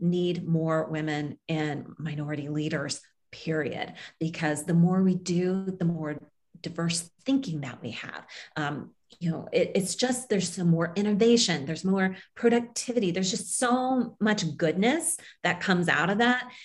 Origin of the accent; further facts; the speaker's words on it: Kansas, United States; moved away as an adult; also born or lived in Tokyo, Japan; I grew up in Kansas, um, a Kansas girl, small town